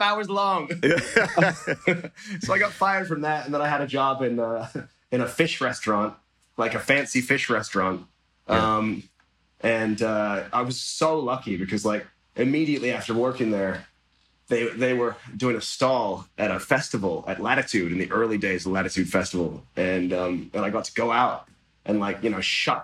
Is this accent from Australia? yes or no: no; England, United Kingdom; when I was growing up in England